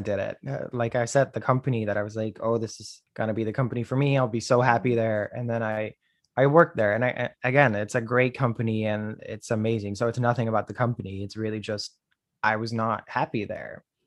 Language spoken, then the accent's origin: English; Netherlands; now in New York, United States; I'm originally from the Netherlands. Uh, I'm currently in New York, the United States